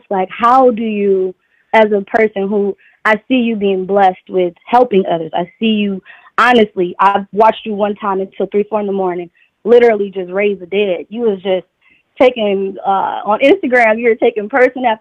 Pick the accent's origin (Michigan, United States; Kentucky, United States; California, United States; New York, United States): Michigan, United States; Detroit; I'm from Detroit.